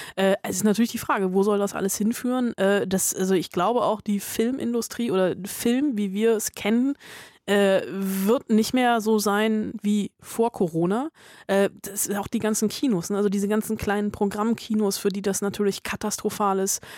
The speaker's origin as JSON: {"language": "German", "country": "Germany", "tie": "born or raised there", "said": "Ich war auch im Kindergarten in Westdeutschland"}